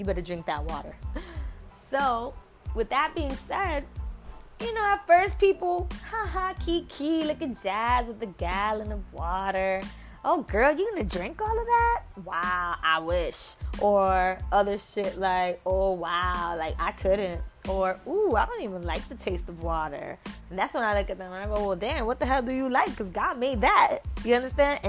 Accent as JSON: {"language": "English", "region": "New York", "country": "United States", "said": "I'm from New York"}